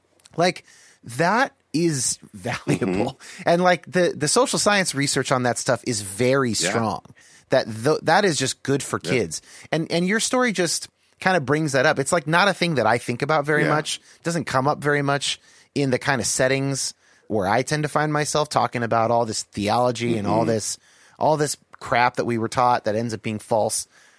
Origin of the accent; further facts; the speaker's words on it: California, United States; I was raised in California, in the Bay Area